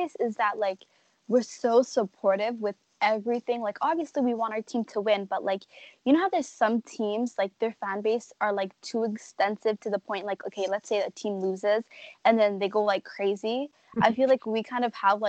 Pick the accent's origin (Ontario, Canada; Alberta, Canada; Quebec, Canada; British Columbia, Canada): Ontario, Canada; Toronto; growing up here my whole life